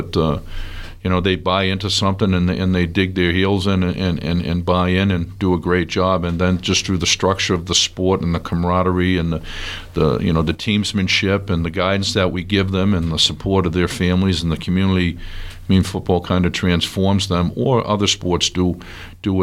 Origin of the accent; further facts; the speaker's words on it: Weymouth, Massachusetts, United States; moved away; I grew up in Weymouth, Mass